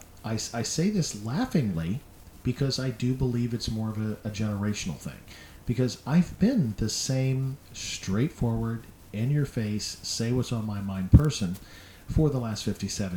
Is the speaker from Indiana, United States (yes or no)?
yes; Indianapolis, Indiana, United States; I'm from Indianapolis